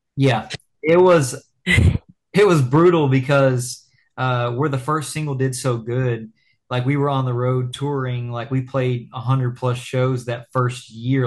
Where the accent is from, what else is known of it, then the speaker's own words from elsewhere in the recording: Lexington, Kentucky, United States; we're from Lexington, Kentucky